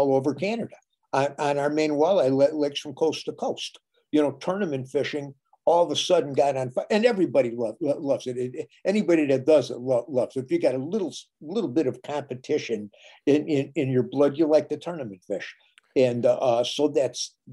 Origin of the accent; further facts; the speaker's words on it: Minnesota, United States; My home state of Minnesota